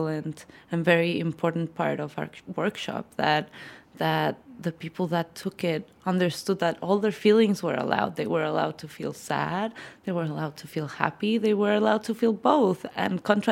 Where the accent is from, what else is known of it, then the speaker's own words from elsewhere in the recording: Mexico City, Mexico; I am a psychologist from Mexico City